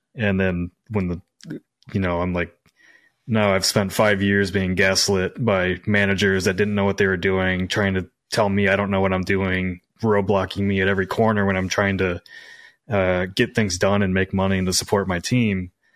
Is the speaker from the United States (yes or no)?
yes; Midwest, United States; moved away; I came from the Midwest